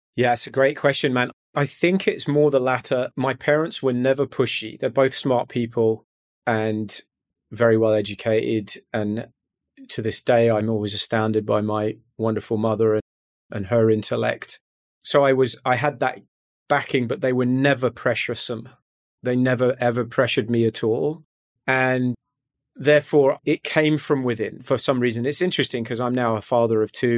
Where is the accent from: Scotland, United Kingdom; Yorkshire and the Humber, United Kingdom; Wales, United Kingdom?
Scotland, United Kingdom; just outside Glasgow, West Central; moved away as an adult; I grew up in strangely West Central Scotland, just outside Glasgow, for the first eighteen years of my life